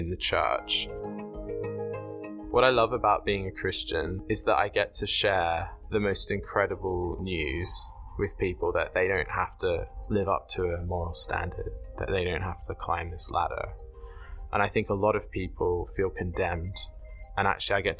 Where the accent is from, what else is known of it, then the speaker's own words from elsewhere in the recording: Sydney, New South Wales, Australia; moved away as an adult; now in Oxford, United Kingdom; I am from Sydney, Australia originally. I was brought up there and then moved over here to study theology at the University of Oxford